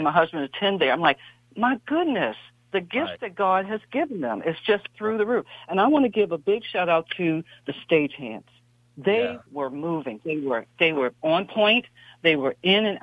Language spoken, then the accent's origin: English; East Coast, United States; now in Silicon Valley, United States; I'm from the East Coast